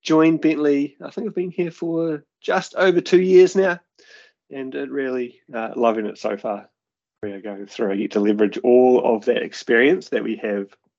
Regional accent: New Zealand; So I am a New Zealander, as you can probably hear from the accent. And growing up in New Zealand, my parents live on a farm, very rurally.

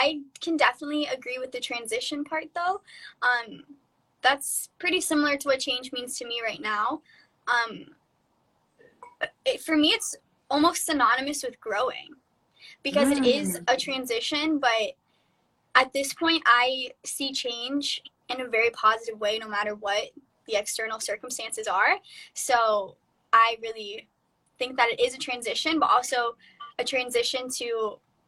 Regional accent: Florida, United States; moved away as an adult; now in California, United States; I'm from Florida

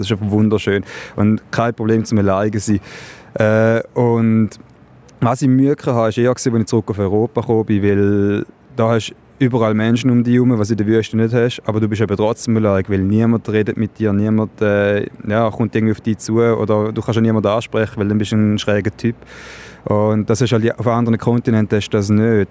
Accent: Switzerland; wir haben in der Schweiz

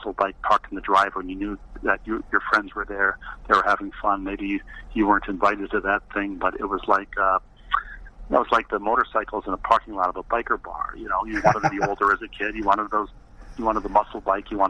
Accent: Elmhurst, Illinois, United States; born there; I was born in Elmhurst, Illinois, just outside of Chicago.

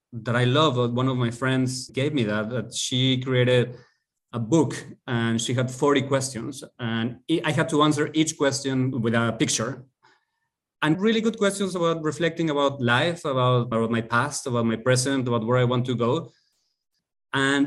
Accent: Mexico City, Mexico; moved away; I am from Mexico City

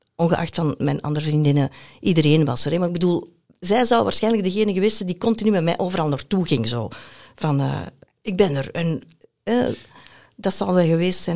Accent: Belgium; moved away as an adult; also born or lived in Brazil; als Belg, kan je dubbele nationaliteit hebben

